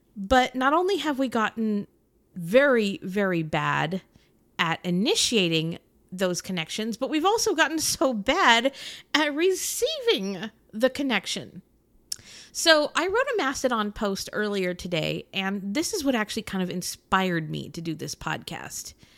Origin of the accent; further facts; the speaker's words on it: United States; I'm an American